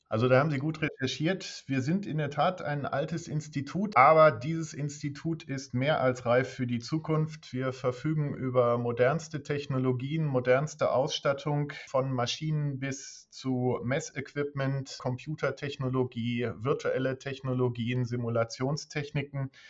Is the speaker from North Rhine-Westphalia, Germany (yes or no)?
yes; Dortmund, North Rhine-Westphalia, Germany; moved away as an adult; Ich komme ursprünglich aus Dortmund, bin dann zum Studium nach Hannover gegangen